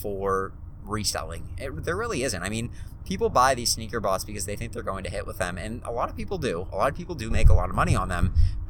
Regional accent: Pittsburgh, Pennsylvania, United States; I'm from Pittsburgh

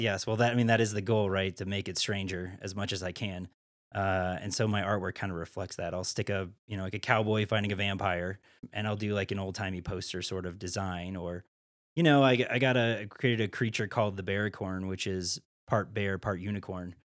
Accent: Iowa, United States; moved away as an adult; also born or lived in Missouri / San Francisco / Chicago / Atlanta; now in Steamboat Springs, United States; I grew up in Iowa, and then I was born in Missouri

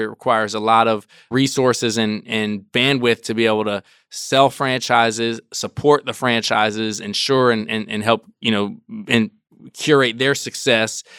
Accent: Washington, District of Columbia, United States; I grew up in Washington, D C

